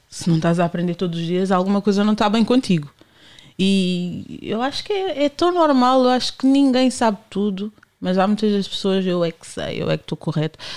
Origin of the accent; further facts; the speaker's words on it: Cape Verde; Se eu tiver de mau humor, sou daqui, porquê? Se eu estiver normal, sou cabo-verdiana.